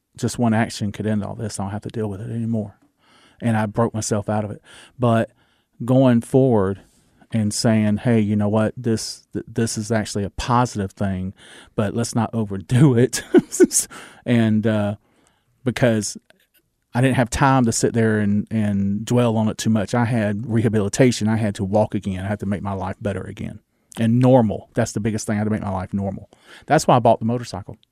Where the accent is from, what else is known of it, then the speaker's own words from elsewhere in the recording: the South, United States; accent: Southern; my Southern accent